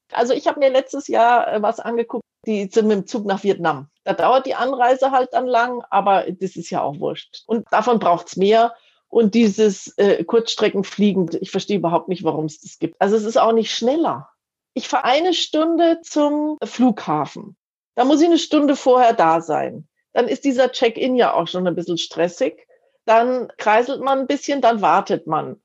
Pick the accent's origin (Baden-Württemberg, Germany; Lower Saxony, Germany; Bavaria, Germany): Bavaria, Germany; Munich; ich bin äh, Münchnerin, ich wohne hier schon ganz lang